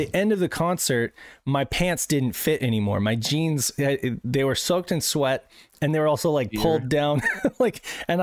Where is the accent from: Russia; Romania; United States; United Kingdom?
United States; Reno, Nevada; we're from Reno